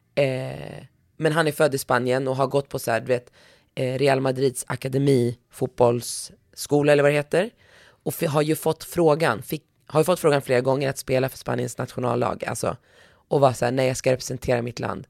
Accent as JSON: {"language": "Swedish", "country": "Morocco", "said": "jag som marockan"}